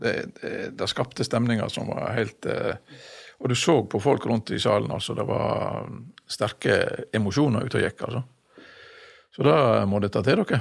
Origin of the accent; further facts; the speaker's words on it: Masfjorden, Vestland, Norway; i min oppvekst hjemme i Masfjorden